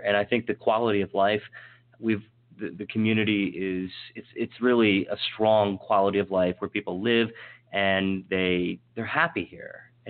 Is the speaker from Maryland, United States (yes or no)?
yes; Western Maryland, United States; now in North Potomac, United States; I grew up in Western Maryland, and then I found this wonderful my better half, and we moved to North Potomac